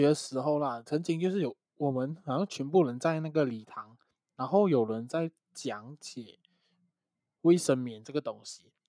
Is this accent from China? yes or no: no; Malaysia; 身为马来西亚人，就算国旗再难画，我还是会画好好，因为我爱马来西亚。